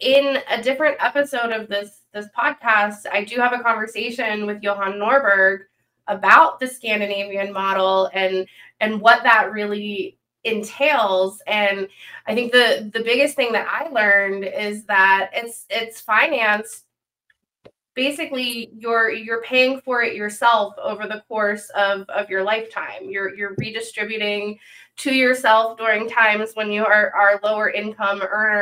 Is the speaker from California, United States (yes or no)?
no; Pennsylvania, United States; I'm from Pennsylvania